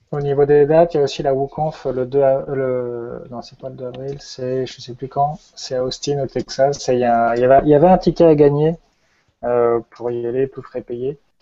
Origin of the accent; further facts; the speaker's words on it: Brittany, France; also born or lived in Montpellier; je suis breton